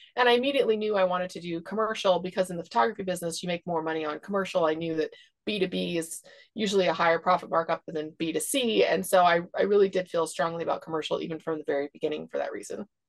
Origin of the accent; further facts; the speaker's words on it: Seattle, Washington, United States; moved away; also born or lived in Idaho / Texas; I grew up in Seattle